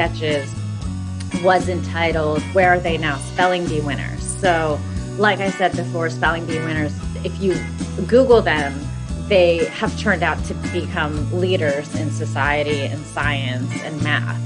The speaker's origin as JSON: {"language": "English", "country": "United States", "said": "South Asian Americans"}